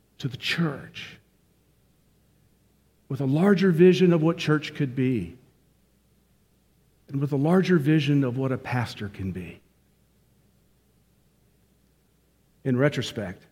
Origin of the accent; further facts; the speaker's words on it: North Georgia, United States; accent: Georgia; my accent is from Georgia. I grew up in North Georgia